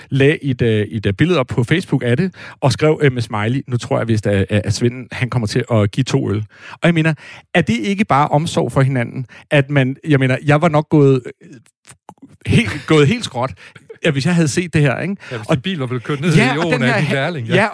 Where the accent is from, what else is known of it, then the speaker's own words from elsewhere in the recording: Brabrand, Central Denmark Region, Denmark; jeg kommer ud fra Brabrand, øh, som jo er en dejlig lille øh, øh, hvad hedder sådan eventyr øh, øh, landsby.